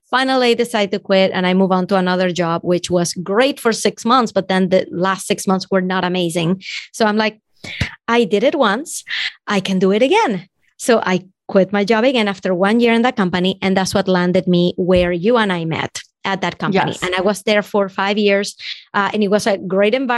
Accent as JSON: {"language": "English", "country": "Venezuela", "moved": "yes", "lives_now": "United States", "said": "If you can tell from my accent, I'm from Venezuela and I wasn't born here"}